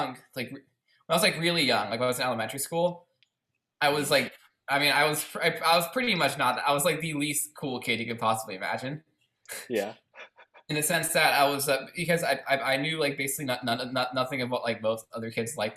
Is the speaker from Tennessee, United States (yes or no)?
no; Baltimore, Maryland, United States; also born or lived in California / Virginia; I was born in Baltimore. Then I was there for a while. I did preschool there